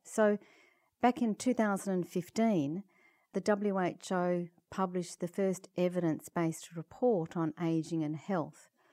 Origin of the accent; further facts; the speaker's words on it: Perth, Western Australia, Australia; I come from Perth, Western Australia, which is uh, about um, 30 hours flying from Toronto.